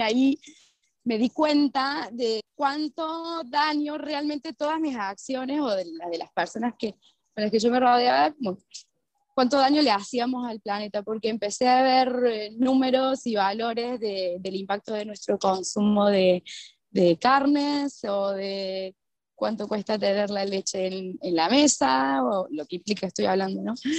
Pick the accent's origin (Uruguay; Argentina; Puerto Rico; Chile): Argentina; Córdoba; moved away as an adult; also born or lived in Lima, Peru; soy de Córdoba, Argentina, ¿verdad? Como que siempre he vivido en comunidad, que fue nuestra comunidad judía de la colectividad de Córdoba